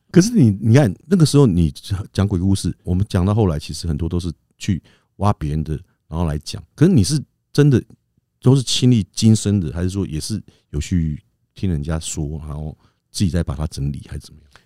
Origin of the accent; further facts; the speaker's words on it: Taiwan; 我们从小都在眷村长大